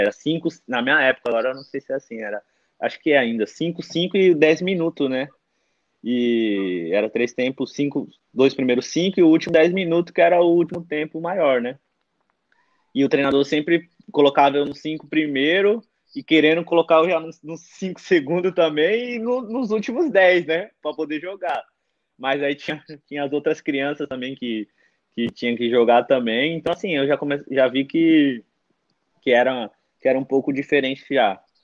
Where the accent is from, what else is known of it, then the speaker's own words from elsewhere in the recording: Mauá, São Paulo, Brazil; also born or lived in Portugal; eu sou natural de Mauá, São Paulo, né? ABC Paulista